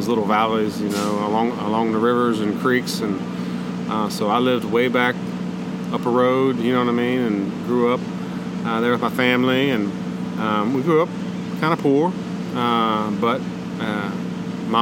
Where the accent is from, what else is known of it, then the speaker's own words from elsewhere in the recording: Appalachia, West Virginia, United States; also born or lived in Eastern Panhandle, West Virginia; growing up in Appalachia, you know what I mean? So my dad wanted to kind of get us out of there, and he got a job with the state park system in West Virginia. So when I was 10 years old, we moved up 5 hours away, completely across the state, to the Eastern Panhandle